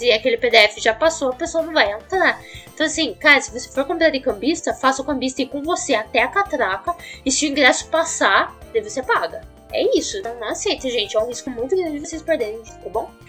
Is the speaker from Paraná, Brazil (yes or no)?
yes; Curitiba, Paraná, Brazil; eu sou de Curitiba, não sou de São Paulo